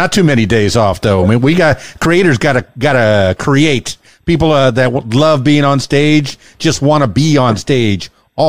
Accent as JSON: {"language": "English", "town": "Miami", "region": "Florida", "country": "United States", "tie": "born or raised there", "lives_now": "Arkansas, United States", "said": "Man, I'm born and raised in Miami in the Florida Keys, which is where Keys Dan came from. And boy, you know, I married a hillbilly and followed her all the way up here to Arkansas."}